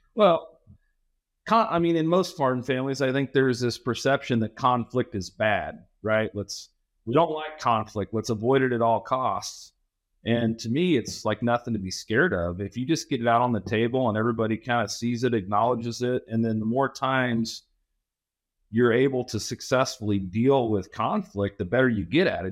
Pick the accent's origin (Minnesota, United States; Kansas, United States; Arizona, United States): Kansas, United States; Southwest; I grew up in Southwest Kansas, so I know where Lewis, Kansas is.